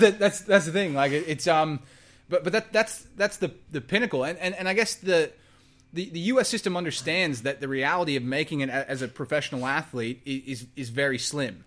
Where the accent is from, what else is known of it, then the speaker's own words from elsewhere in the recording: Texas, United States; moved away as an adult; now in Australia; I didn't grow up in the States, I grew up in Texas